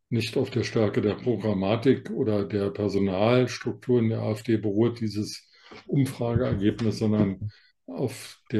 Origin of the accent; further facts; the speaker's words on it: Berlin, Germany; Wir sind ja beide Berliner, wir beide können das.